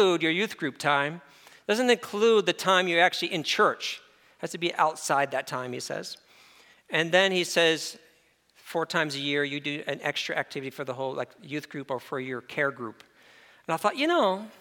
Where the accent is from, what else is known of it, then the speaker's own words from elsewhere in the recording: upstate New York, United States; I'm from New York, so I'm upstate New York